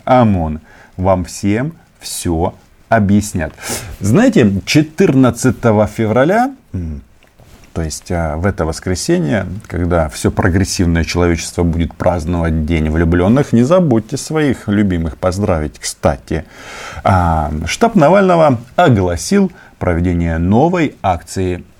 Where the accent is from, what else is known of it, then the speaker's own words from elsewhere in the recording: Ukraine; я не выходец из Украины, я и есть чисто породистый украинец с э, паспортом а, украинского государства